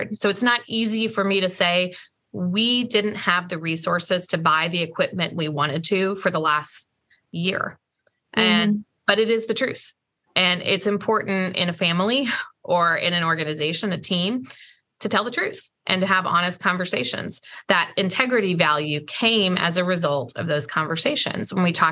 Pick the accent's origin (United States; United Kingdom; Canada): United States; the Ozarks; also born or lived in St. Louis, Missouri; now in Atlanta, United States; where I grew up in the Ozarks